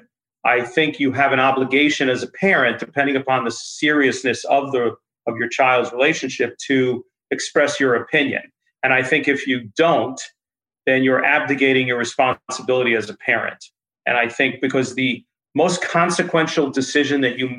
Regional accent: Westchester, New York, United States; when I was growing up in Westchester

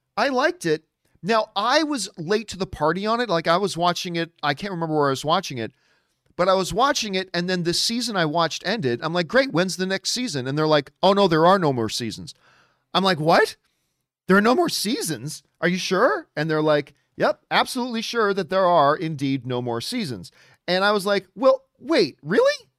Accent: Hamilton, Ontario, Canada; also born or lived in Halifax, Nova Scotia; Now, I am a Hamilton boy. That is my hometown. Hamilton is my hometown

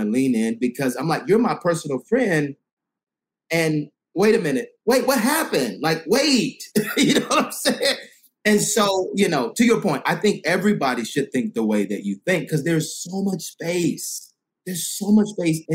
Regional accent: Decatur, Georgia, United States; also born or lived in Alpharetta; I grew up in Decatur on the Black side. And then, I was in Alpharetta

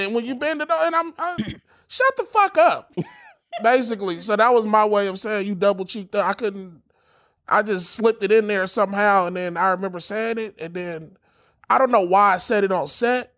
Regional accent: Los Angeles, California, United States; I'm from

